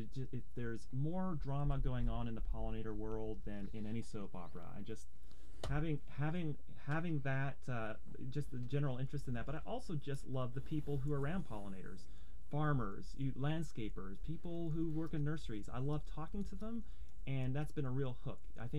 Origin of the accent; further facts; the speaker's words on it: Canada; now in United States; Well, you know, I came from Canada, and the one thing I was really struck by is that Oregonians really care about pollinators